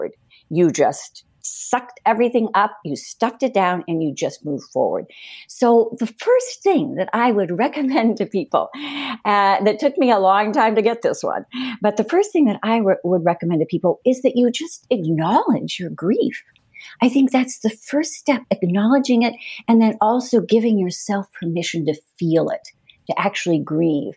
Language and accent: English; Cleveland, Ohio, United States; also born or lived in Madrid, Spain; now in New Hampshire, United States; I grew up in Cleveland, so I know what city life is like, and I've lived in Madrid